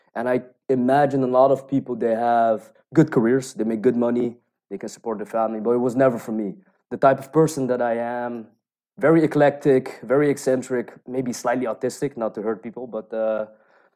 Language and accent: English; Rotterdam, South Holland, Netherlands; moved away; I was born and bred in Rotterdam. It's the second city of the Netherlands